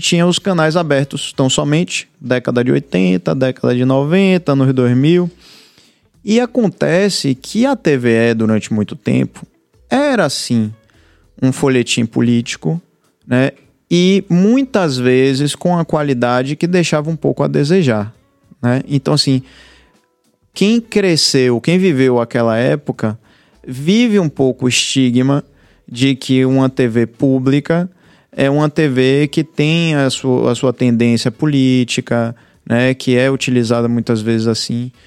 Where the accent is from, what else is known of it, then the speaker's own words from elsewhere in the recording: Bahia, Brazil; Eu nasci na Bahia, tenho quarenta e quatro anos